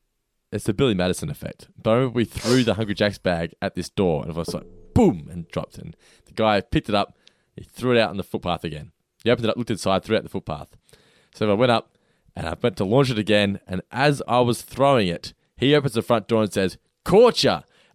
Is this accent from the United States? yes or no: no; Norlane, Victoria, Australia; Oh, mate, I grew up in Norlane, so.